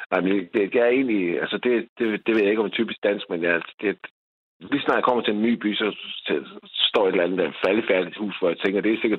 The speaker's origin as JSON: {"language": "Danish", "town": "Løsning", "region": "Southern Denmark", "country": "Denmark", "tie": "born or raised there", "accent": "Jutlandic", "lives_now": "Vejle, Denmark", "said": "min hjemby, som så hedder Løsning"}